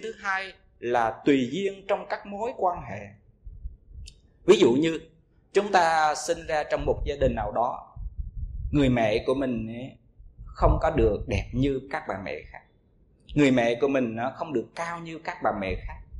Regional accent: Vietnam

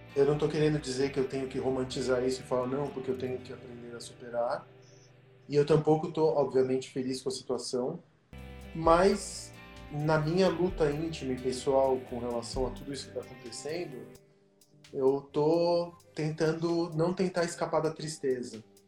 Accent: São Paulo, Brazil; also born or lived in Argentina; eu sou da Santa Cecília, quando eu vim para o Brasil, eu, eu, morei na Santa Cecília na Martinico Prado

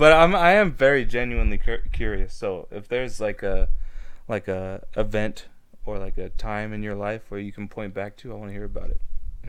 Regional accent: Indio, California, United States; So I'm from Indio, right?

